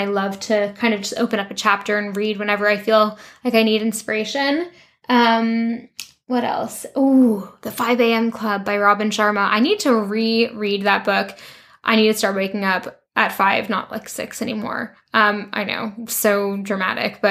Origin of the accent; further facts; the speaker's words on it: Canada; moved away as an adult; also born or lived in London, United Kingdom / France; now in Vancouver, Canada; go back to Canada